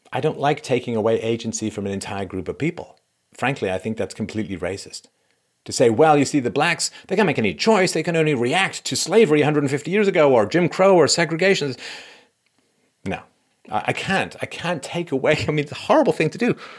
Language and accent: English; England, United Kingdom; growing up in England